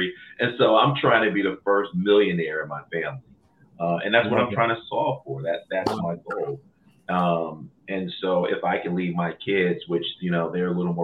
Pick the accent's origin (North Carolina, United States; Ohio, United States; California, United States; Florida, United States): Ohio, United States; Cleveland; moved away as an adult; also born or lived in Maryland; I'm originally from Cleveland, moved east to Maryland to go to Morgan State University